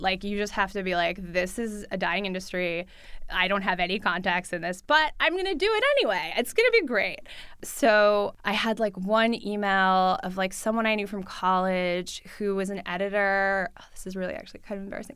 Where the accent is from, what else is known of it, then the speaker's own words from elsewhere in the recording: New York City, New York, United States; first language Russian; English is a second language; I grew up in New York City. I grew up with my mom. I went to public school. I speak Russian at home uh, with my family. I learned English in school